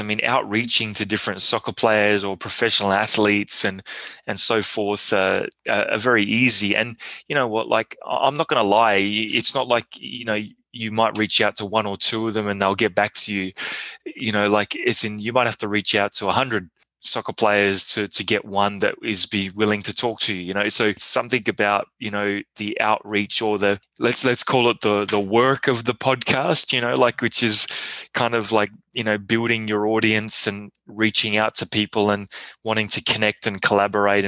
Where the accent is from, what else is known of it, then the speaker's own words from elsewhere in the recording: Australia; now in Montreal, Canada; I'm Aussie